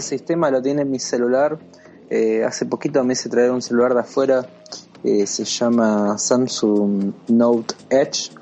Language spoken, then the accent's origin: Spanish; Argentina; nosotros somos de Argentina